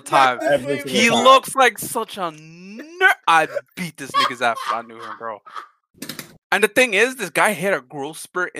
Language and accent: English; Canada; I'm Canadian.